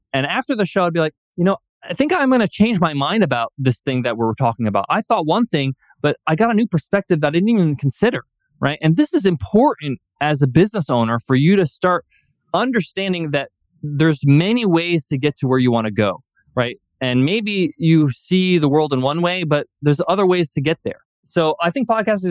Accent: Long Island, New York, United States; I was born and raised in Long Island. My parents are Egyptian background.

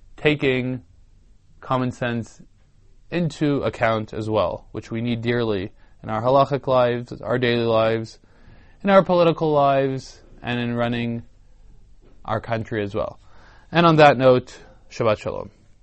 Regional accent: Canada; I'm a Canadian

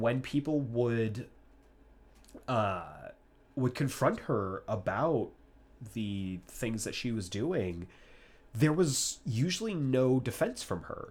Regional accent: Tucson, Arizona, United States; we come from Tucson, Arizona

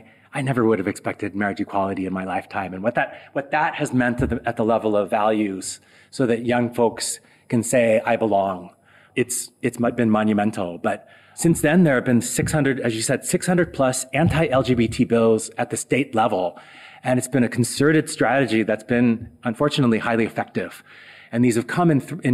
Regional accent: South Dakota, United States; moved away; growing up in South Dakota

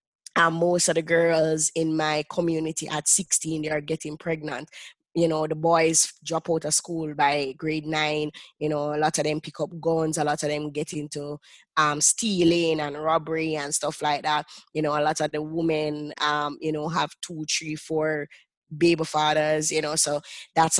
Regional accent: Jamaica; I currently live in Jamaica and I grew up in Jamaica.

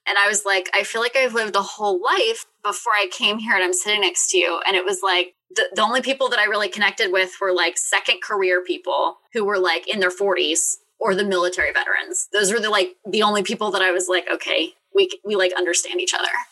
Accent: Richmond, Virginia, United States; I'm from Richmond, Virginia.

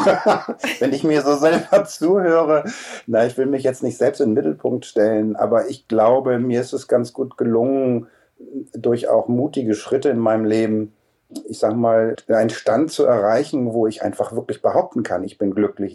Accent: Hamburg, Germany; moved away; also born or lived in Cologne; Also ich bin Hamburger in fünfter Generation

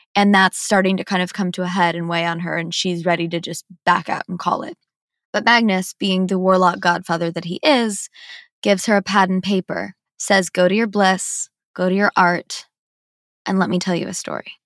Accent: Midwest, United States; I'm from the Midwest

